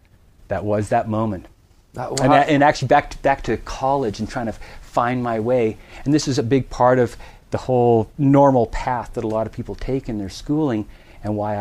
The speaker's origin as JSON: {"language": "English", "area": "Vancouver Island, Western Canada", "region": "British Columbia", "country": "Canada", "tie": "born or raised there", "said": "Western Canada, Vancouver Island."}